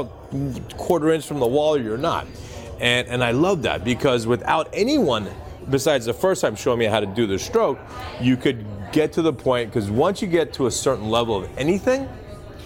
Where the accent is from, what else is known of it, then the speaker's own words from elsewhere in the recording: Dayton, Ohio, United States; moved away as an adult; also born or lived in Newport Beach, California; now in Boston, United States; He was chief scientist at Wright-Patterson Air Force Base in Dayton, Ohio, which is why I ended up living there